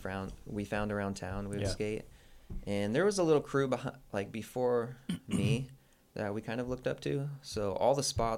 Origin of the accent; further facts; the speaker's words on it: Guthrie, Oklahoma, United States; moved away as an adult; Yeah, I grew up in Oklahoma, this town called Guthrie, Oklahoma. I lived there for about 20 years before making the move out here.